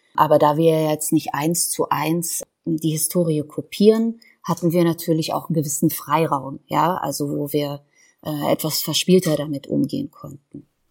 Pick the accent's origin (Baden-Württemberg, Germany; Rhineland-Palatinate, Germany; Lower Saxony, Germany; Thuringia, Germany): Rhineland-Palatinate, Germany; Boppard; moved away; also born or lived in Tehran, Iran / Berlin / Leipzig; Wir sind in den 80er Jahren nach der Revolution nach Deutschland gezogen, in einen kleinen Ort namens Boppert am Rhein. Da bin ich groß geworden, da bin ich zur Schule gegangen